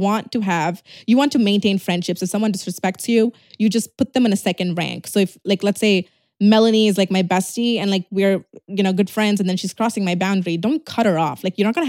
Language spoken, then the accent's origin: English; Tirunelveli, Tamil Nadu, India; No, I'm actually from Tirunelveli.